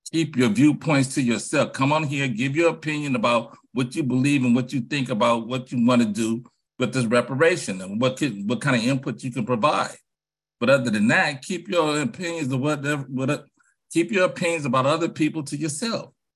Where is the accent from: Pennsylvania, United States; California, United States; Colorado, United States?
California, United States; San Francisco; I'm from Hunters Point, born on Navy Road.